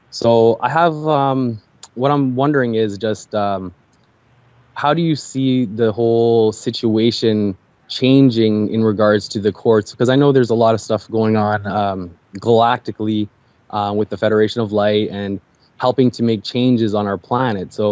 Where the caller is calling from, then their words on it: Toronto, Ontario, Canada; from Canada, Toronto, Canada.